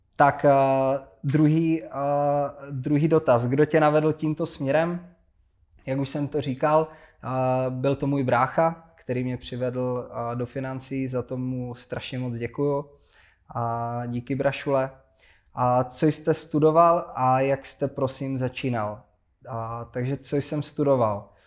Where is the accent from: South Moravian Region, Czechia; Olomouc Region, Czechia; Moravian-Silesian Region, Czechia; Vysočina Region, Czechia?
Olomouc Region, Czechia; Hranice; ve městě v Hranicích na Moravě, odkud pocházím